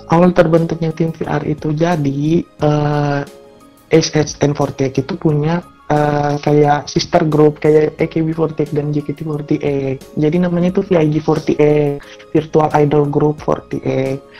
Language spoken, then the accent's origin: Indonesian; Watampone, South Sulawesi, Indonesia; asal aku dari Watampone, Sulawesi Selatan.